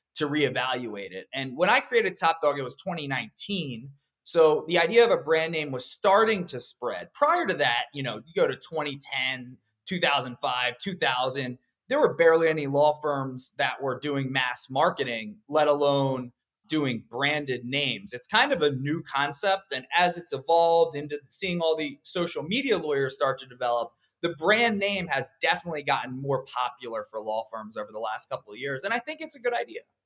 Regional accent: Pennsylvania, United States; I grew up in Pennsylvania

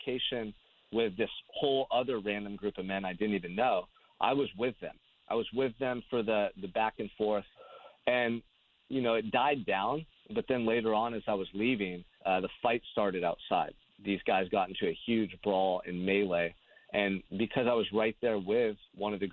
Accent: Santa Barbara, California, United States; I'm from Santa Barbara, California, which is a beautiful beach community 2 hours north of Los Angeles, and I've lived here my entire life.

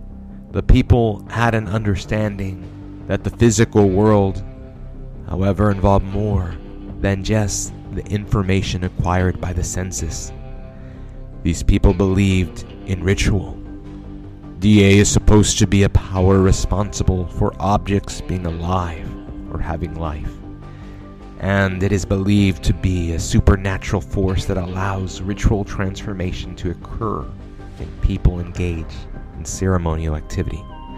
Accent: San Antonio, Texas, United States; We're from San Antonio, Texas.

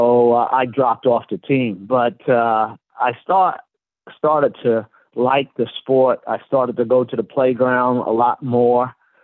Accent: Brooklyn, New York, United States; Well, Brooklyn has a rich history of people growing up there, you know. When I was growing up, baseball was the main thing, and I was a big Dodger fan.

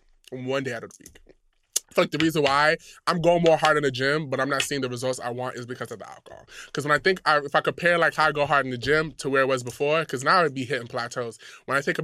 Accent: Ghana; I'm Ghanaian

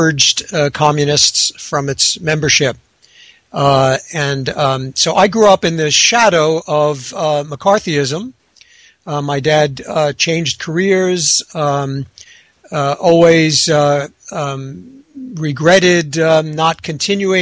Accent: Long Island, New York, United States; I was born in New York and raised in the Sylvan suburbs of Long Island.

